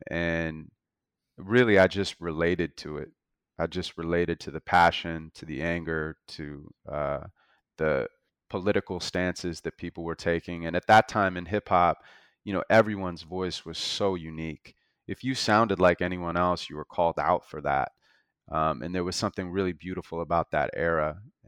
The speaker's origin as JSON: {"language": "English", "town": "Santa Monica", "region": "California", "country": "United States", "tie": "born or raised there", "said": "So I was born and raised in Santa Monica"}